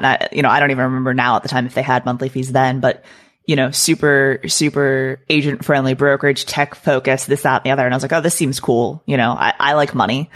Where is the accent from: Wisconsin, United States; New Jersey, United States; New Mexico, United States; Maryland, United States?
Maryland, United States; moved away as an adult; also born or lived in Florida / Texas; I grew up in Maryland, so I lived there for the first you know portion of my life through high school